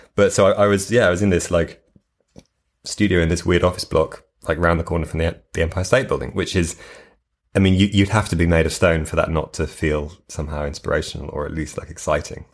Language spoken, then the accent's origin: English; United Kingdom; moved away; as a British person